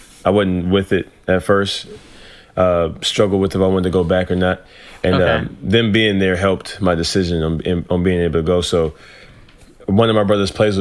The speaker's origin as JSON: {"language": "English", "town": "Ruston", "region": "Louisiana", "country": "United States", "tie": "born or raised there", "also_born_or_lived": "Los Angeles, California", "said": "I really started growing up in Louisiana"}